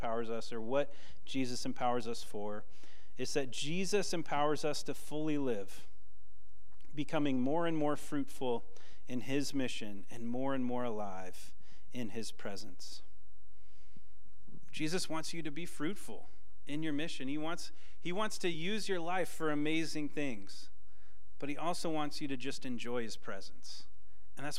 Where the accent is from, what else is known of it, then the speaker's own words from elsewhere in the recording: Washington, United States; I'm from Washington